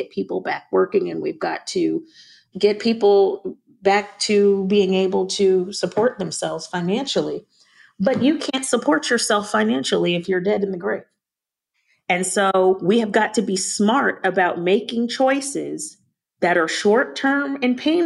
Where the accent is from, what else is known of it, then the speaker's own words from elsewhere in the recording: Long Island, New York, United States; moved away; I'm a New Yorker. I think I mentioned earlier on the phone that I'm from Long Island, and so a lot of my family members still live in New York